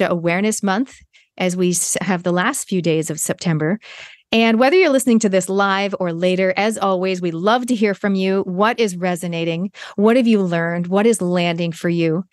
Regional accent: Canada; moved away; I was born in Canada

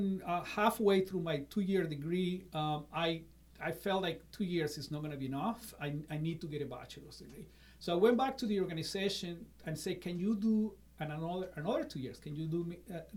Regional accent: Caracas, Capital District, Venezuela; moved away as an adult; now in Iowa, United States; I was born in Caracas, Venezuela, and I was the oldest of three, and I don't know if you know this, but I went to a military high school

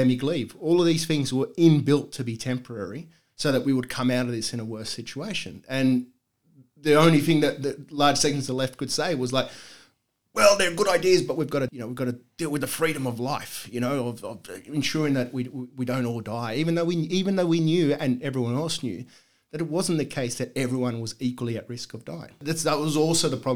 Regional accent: Sydney, New South Wales, Australia; growing up in Bosley Park

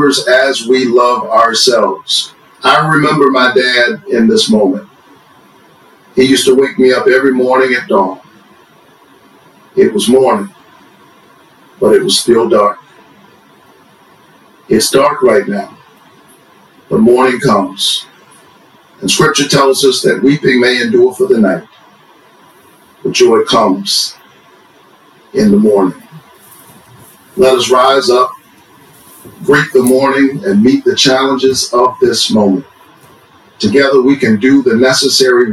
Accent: Savannah, Georgia, United States; A child who grew up in the Caton Homes housing projects of Savannah, Georgia

